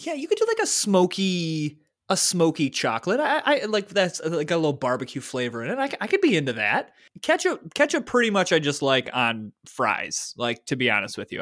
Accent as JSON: {"language": "English", "region": "Michigan", "country": "United States", "tie": "born or raised there", "said": "I grew up in Michigan"}